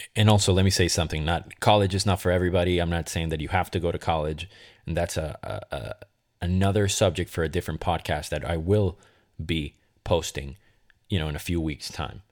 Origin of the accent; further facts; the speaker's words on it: Caracas, Capital District, Venezuela; also born or lived in Boston, Massachusetts; now in Los Angeles, United States; I decided to move from Caracas, Venezuela, my hometown, to Boston, Massachusetts, and then consequently from Boston to L A.